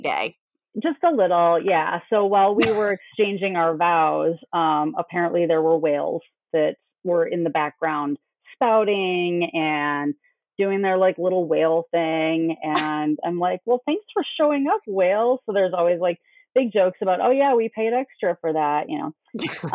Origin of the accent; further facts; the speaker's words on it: Minnesota, United States; I came from Minnesota